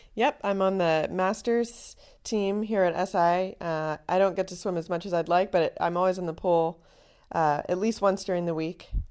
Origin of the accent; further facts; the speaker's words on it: Chapel Hill, North Carolina, United States; moved away as an adult; also born or lived in Boston / Houston / Kenya; I'm originally from Chapel Hill, North Carolina